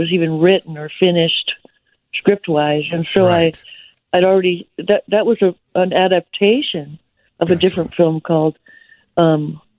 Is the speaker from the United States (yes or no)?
yes; Seattle, Washington, United States; Seattle at the Showbox in my hometown